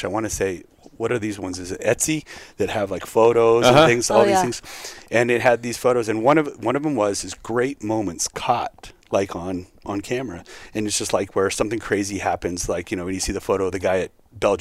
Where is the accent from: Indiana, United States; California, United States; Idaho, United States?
California, United States; also born or lived in Oregon; I'm a California kid